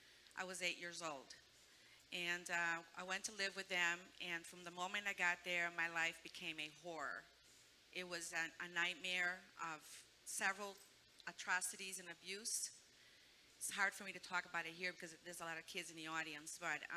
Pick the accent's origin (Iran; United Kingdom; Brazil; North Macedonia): Brazil; moved away; But I was born in Brazil, and we lived a very poor life there.